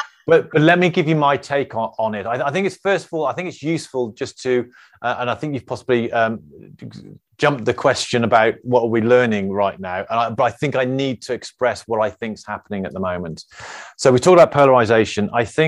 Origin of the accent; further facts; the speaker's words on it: Birmingham, West Midlands, United Kingdom; accent: Birmingham; oh, my Birmingham accent came out there.